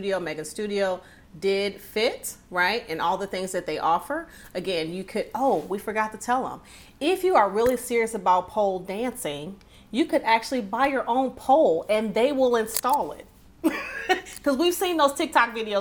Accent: Detroit, Michigan, United States; I'm from Detroit

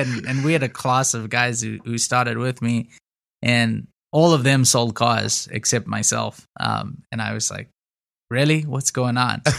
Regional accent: Zimbabwe; moved away as an adult; also born or lived in Houston, United States; now in United States; I grew up in Zimbabwe in Africa, moved to the States, uh, in two thousand nine to go to college

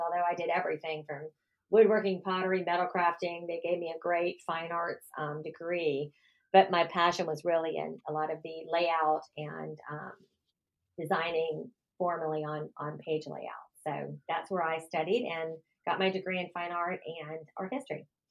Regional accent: Miami, Florida, United States; I was born and raised in Miami, Florida

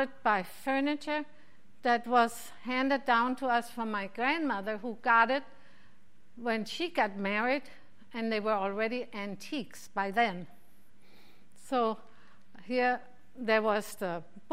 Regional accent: Mainz, Rhineland-Palatinate, Germany; now in Phoenix, United States; My hometown of Mainz

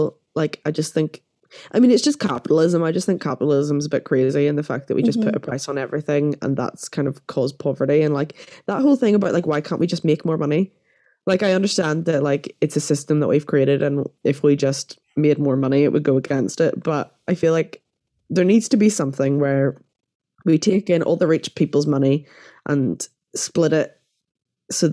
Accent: Northern Ireland, United Kingdom; growing up in Northern Ireland gay is not fun

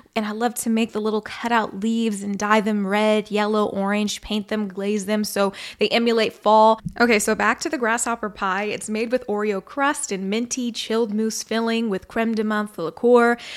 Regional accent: Missouri, United States; my hometown state, Missouri

